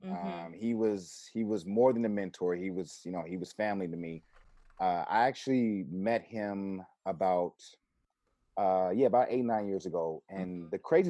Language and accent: English; Los Angeles, California, United States; I grew up off of Hauser and Washington, Adams and La Brea. And back when I was a kid, it was considered South Central. And then years later, it became Mid-City.